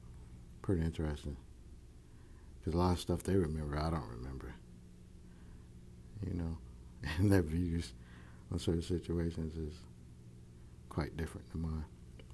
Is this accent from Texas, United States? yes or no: yes; Houston, Texas, United States; me growing up in Fifth Ward